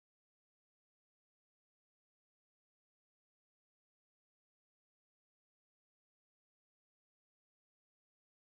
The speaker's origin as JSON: {"language": "English", "town": "New York City", "region": "New York", "country": "United States", "tie": "born or raised there", "moved": "yes", "lives_now": "Washington, D.C., United States", "said": "I'm from New York, born in the Bronx"}